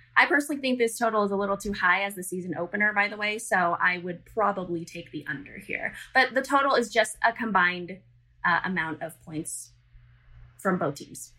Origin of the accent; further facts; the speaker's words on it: Las Vegas, Nevada, United States; born and raised in Las Vegas, Nevada.